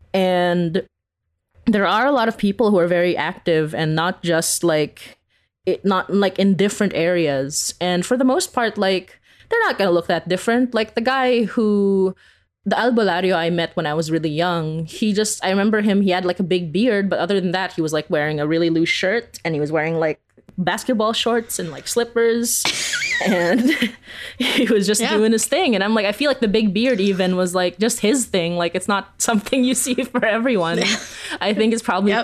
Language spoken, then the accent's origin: English; Philippines; now in Canada; growing up in the Philippines